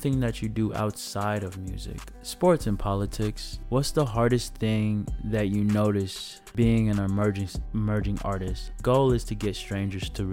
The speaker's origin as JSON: {"language": "English", "area": "DuPage County, outside Chicago", "region": "Illinois", "country": "United States", "said": "I'm from DuPage. That is a county outside of Chicago"}